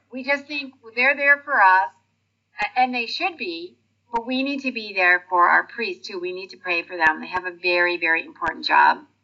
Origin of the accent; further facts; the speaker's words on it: Detroit, Michigan, United States; moved away; I'm originally from Detroit, Michigan, and we've lived in a few other states, but we've been here for 28 years.